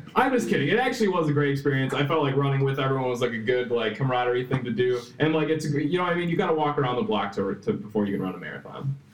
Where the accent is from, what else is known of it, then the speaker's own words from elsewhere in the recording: Wisconsin, United States; I was born and raised here